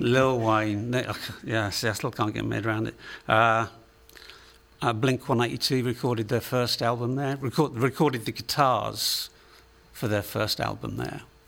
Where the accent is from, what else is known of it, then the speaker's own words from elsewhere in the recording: England, United Kingdom; accent: Englishman; moved away as an adult; also born or lived in United States; now in San Diego, United States; I'm from England originally, although uh, about six months ago I, would lived in the States for longer than I lived in England